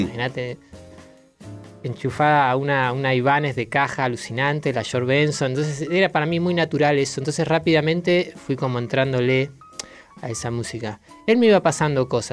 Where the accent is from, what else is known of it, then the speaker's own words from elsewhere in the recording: General Roca, Río Negro, Argentina; Yo soy del sur, del Río Negro, General Roca ahí a 30 kilómetros de Neuquén